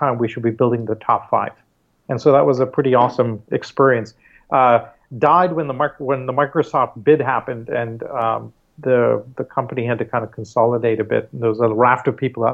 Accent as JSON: {"language": "English", "country": "Canada", "tie": "born or raised there", "also_born_or_lived": "Mumbai, India", "said": "Growing up in Canada, and doing my schooling there"}